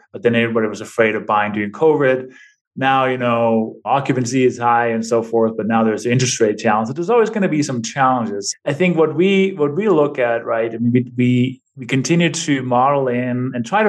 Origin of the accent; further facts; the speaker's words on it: Denmark; now in New Mexico, United States; I'm originally from Denmark. I've been in this country for 26 years now